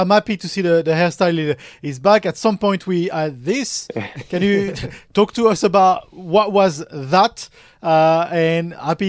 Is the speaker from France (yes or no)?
yes; France; French guy